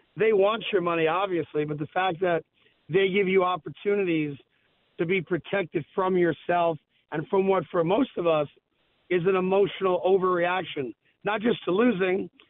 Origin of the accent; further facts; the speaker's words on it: New York, United States; I'm a New Yorker